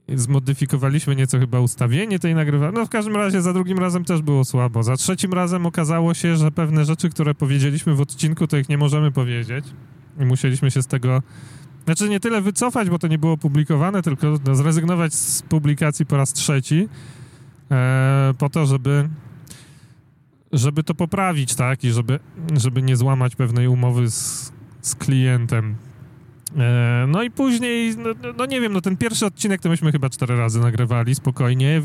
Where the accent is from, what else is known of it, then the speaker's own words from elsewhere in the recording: Warsaw, Masovian Voivodeship, Poland; ja jestem z Warszawy